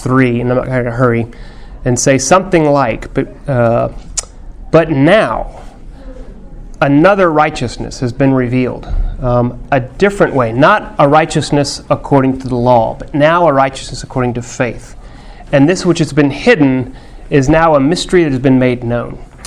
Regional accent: Texas, United States; My Texanness, my fifth generation Texasness

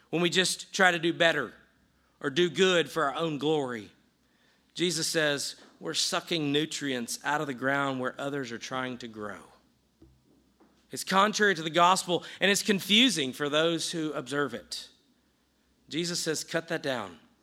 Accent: the South, United States; I grew up in the South

